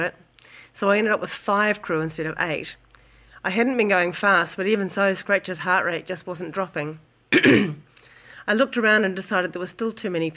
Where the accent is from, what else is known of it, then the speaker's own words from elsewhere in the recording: New Zealand; from New Zealand